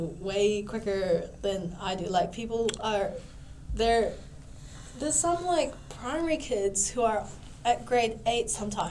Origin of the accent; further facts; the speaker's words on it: Auckland, New Zealand; also born or lived in Indonesia; I grew up in the North Shore.